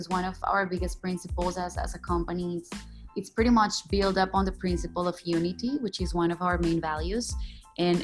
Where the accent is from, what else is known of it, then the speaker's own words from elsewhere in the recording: Colombia; now in Kuala Lumpur, Malaysia; I'm originally from Colombia, but I'm based in Kuala Lumpur in Malaysia